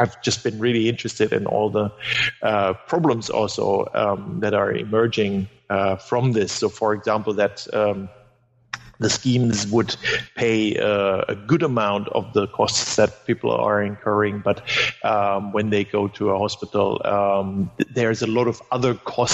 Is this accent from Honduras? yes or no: no; Germany; first language German; English is a second language; moved away; German is my mother tongue